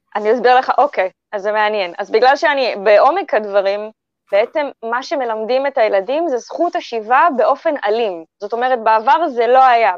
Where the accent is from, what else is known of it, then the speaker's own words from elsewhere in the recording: Israel; אני כבר צברית, אני ישראלית